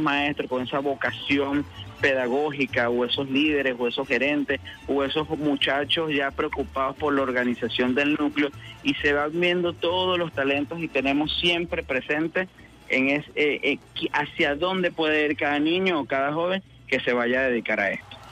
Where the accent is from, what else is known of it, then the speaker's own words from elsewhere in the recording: Calabozo, Guárico, Venezuela; moved away; comencé en mi pueblo querido de Calabozo, en el estado Guárico